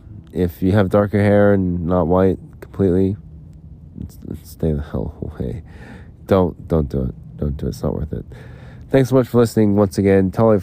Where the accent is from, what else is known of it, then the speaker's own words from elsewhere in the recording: Salt Lake City, Utah, United States; but I'm from Utah, I'm from Salt Lake, I'm trying to find, like, employment, and I was trying to decide whether to stay in Phoenix or whether to go back to Salt Lake